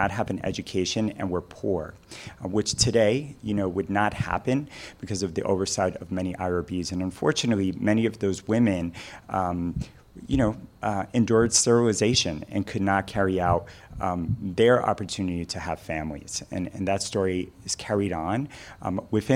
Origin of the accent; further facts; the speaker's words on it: New York City, New York, United States; now in New Mexico, United States; as a Puerto Rican growing up in the Bronx